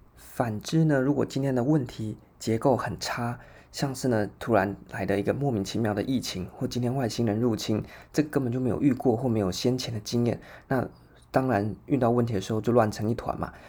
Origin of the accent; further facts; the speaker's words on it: Taiwan; 我们台湾人就应该很熟悉的